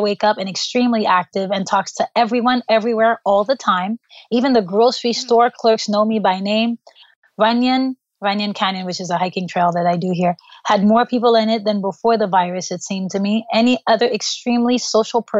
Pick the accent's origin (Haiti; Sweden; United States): Haiti; moved away; growing up in Haiti, third world country